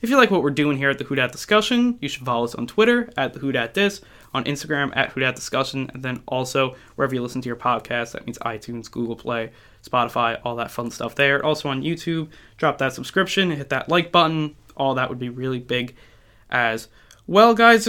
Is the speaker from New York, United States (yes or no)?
yes; New York, United States; I'll be following the New York Guardians. I'm a New Yorker